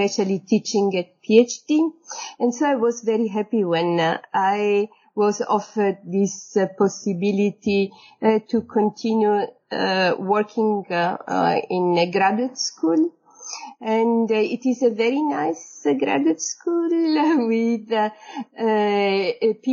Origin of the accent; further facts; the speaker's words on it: Sicily, Italy; moved away as an adult; also born or lived in Paris / Florence / Bologna / Berlin; I come from Sicily, I moved to Paris for my master a long time ago